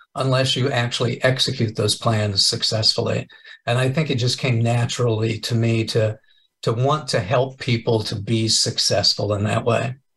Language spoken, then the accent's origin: English; Kansas, United States; moved away as an adult; also born or lived in Enid, Oklahoma; now in California, United States; I was born and raised in Kansas. I moved to California 12 years ago